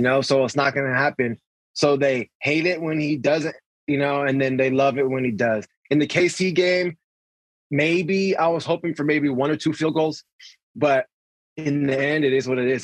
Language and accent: English; San Diego, California, United States; Born and raised in San Diego.